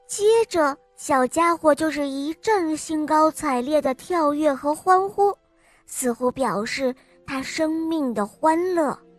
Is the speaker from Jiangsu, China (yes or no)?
yes; Changzhou, Jiangsu, China; 我今年五岁了，我来自江苏长洲